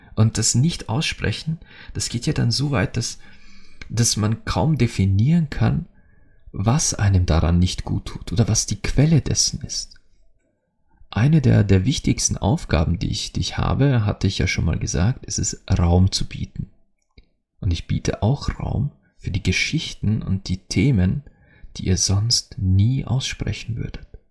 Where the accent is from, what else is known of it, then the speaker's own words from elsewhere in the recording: Austria; als Österreicher